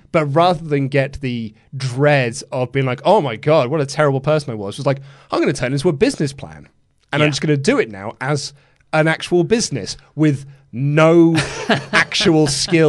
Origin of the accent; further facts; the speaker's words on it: Leeds, Yorkshire and the Humber, United Kingdom; I'm from Leeds.